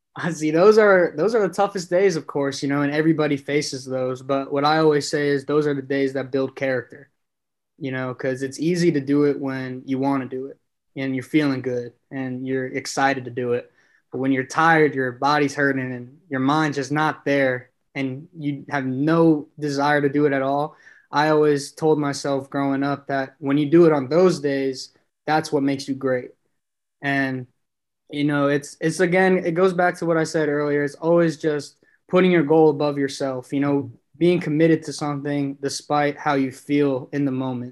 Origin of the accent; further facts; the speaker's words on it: New York City, New York, United States; growing up in Brooklyn